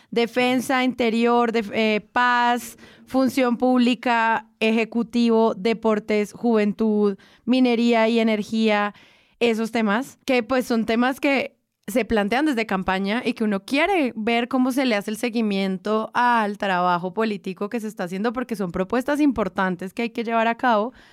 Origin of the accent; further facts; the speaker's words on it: Colombia; que en el fondo es lo que obviamente todos como colombianos queremos.